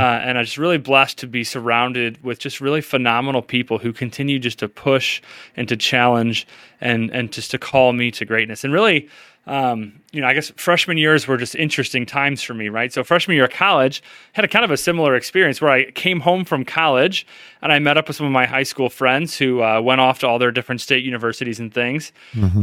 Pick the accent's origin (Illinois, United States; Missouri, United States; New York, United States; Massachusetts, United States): Missouri, United States; St. Louis; I grew up here in St. Louis